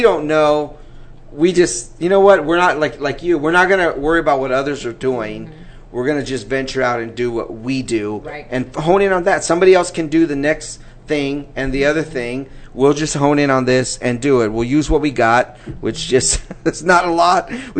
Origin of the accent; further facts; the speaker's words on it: California, United States; moved away; I'm from California originally. We moved here 11 years ago.